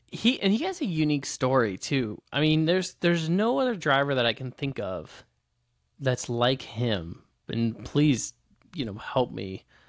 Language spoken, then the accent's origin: English; Midwest, United States; Brett Favre was my hero growing up, growing up in the Midwest